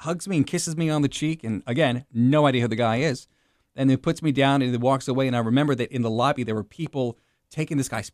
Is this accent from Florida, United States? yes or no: no; Richmond, Virginia, United States; moved away; I'm from Richmond, Virginia.